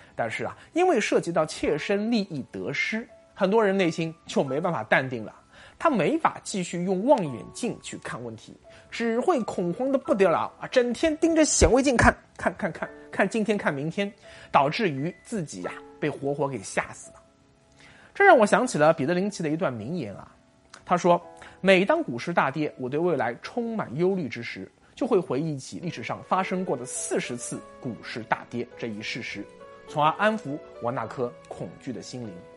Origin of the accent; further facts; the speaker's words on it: China; 我们作为中国人